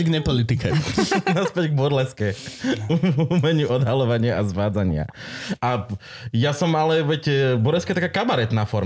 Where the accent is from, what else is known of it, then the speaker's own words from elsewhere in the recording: Banská Štiavnica, Banská Bystrica Region, Slovakia; ja som sa narodil v Šťavnici, v jedinej nemocnici v Banskej Bystrici.